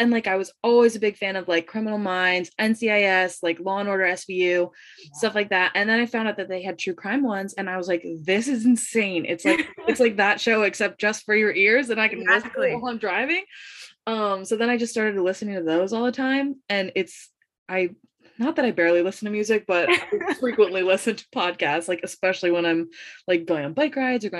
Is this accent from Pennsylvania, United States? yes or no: yes; Pennsylvania, United States; also born or lived in New Hampshire; I used to go to school in New Hampshire. So that's how, and I'm from Pennsylvania